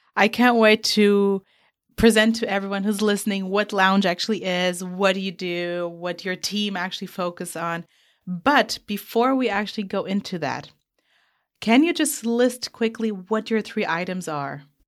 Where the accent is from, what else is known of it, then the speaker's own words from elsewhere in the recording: Portugal; I'm from Portugal